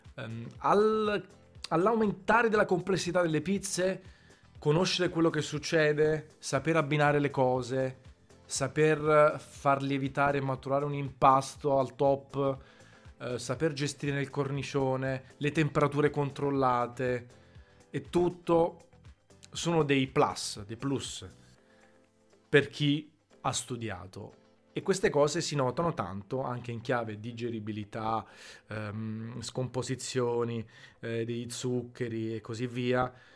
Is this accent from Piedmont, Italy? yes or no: no; Naples, Campania, Italy; da napoletano verace, nato a Napoli col Vesuvio tatuato sul, sul bicipite destro